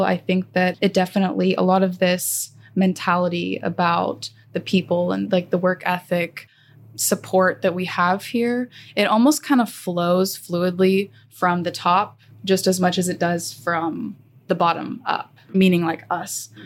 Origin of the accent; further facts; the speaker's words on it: Magnolia, Texas, United States; also born or lived in Austin, Texas / Houston, Texas; I grew up in Magnolia, Texas